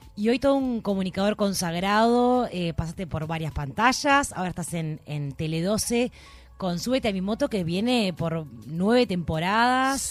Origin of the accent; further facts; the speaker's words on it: San Carlos, Maldonado, Uruguay; now in Montevideo, Uruguay; Soy de San Carlos